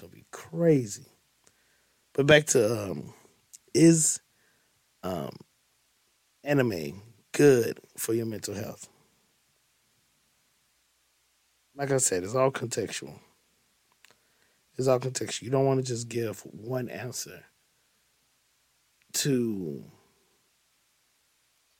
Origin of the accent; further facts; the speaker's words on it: East St. Louis, Illinois, United States; I'm from the East St. Louis area